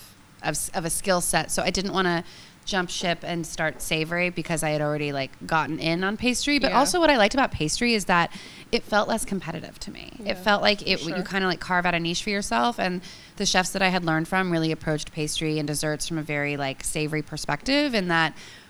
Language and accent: English; California, United States; moved away as an adult; also born or lived in San Francisco; now in New York, United States; I'm from California, I'm gonna die in California